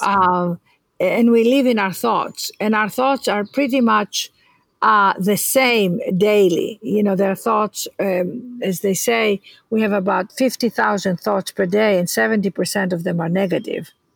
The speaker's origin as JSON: {"language": "English", "country": "Greece", "tie": "born or raised there", "moved": "yes", "said": "I was born in Greece"}